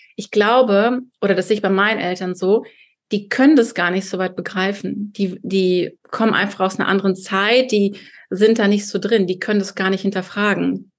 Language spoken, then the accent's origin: German; Kazakhstan; now in Berlin, Germany; ich bin in Kasachstan geboren, als Deutsche